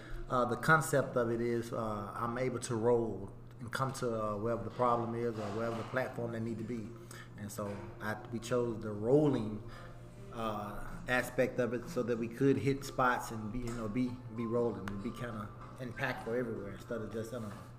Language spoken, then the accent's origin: English; Canton, Mississippi, United States; from Canton, Mississippi.